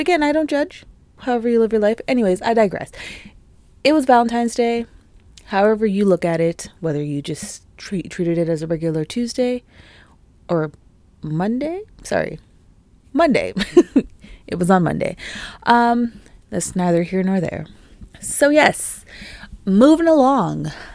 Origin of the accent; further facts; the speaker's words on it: Canada; also born or lived in Toronto; being Canadian, being in Canada, you know, being based in Toronto and the G T